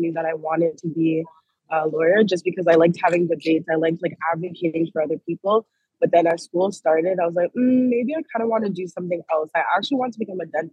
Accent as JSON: {"language": "English", "country": "Canada", "also_born_or_lived": "Toronto", "moved": "as an adult", "lives_now": "United Kingdom", "said": "I'm a Canadian, but law student studying in the UK"}